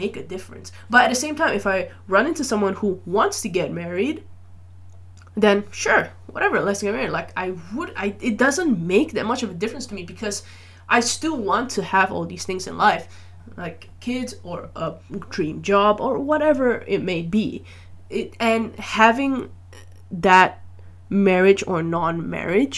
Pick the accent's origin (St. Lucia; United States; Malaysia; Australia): Malaysia; I grew up in Malaysia